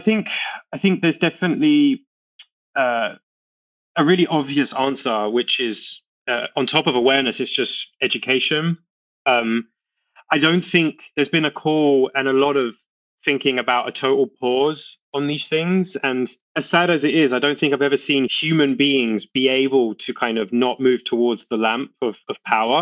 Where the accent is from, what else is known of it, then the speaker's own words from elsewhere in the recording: London, United Kingdom; where I grew up in East London